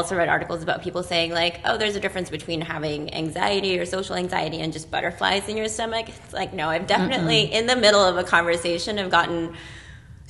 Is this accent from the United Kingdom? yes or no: no; Philippines; now in United States; I grew up in the Philippines, and so I'm an immigrant coming to America